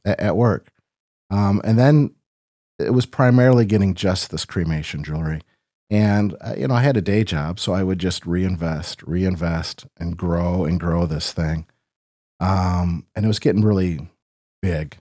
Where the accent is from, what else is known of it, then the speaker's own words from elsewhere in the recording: Rock Falls, Illinois, United States; I was born in Sterling Rock Falls. I, I've lived here all my life. Uh, went to Rock Falls High School